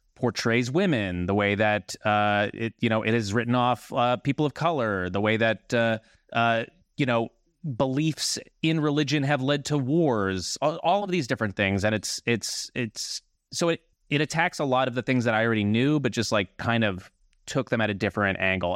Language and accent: English; New Jersey, United States; I'm from New Jersey as well